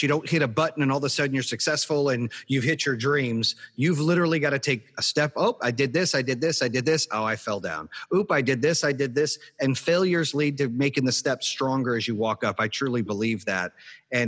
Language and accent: English; Arizona, United States; growing up in Arizona